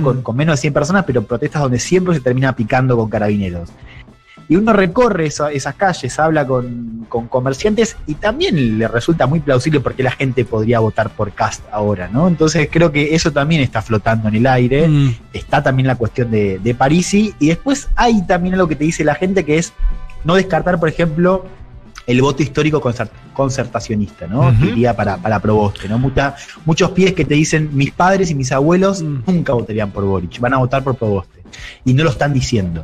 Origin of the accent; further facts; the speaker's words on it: Argentina; soy periodista argentina